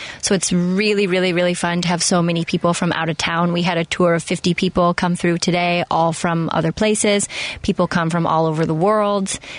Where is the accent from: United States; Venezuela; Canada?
United States; Seattle, Washington; Seattle. Seattle, Washington.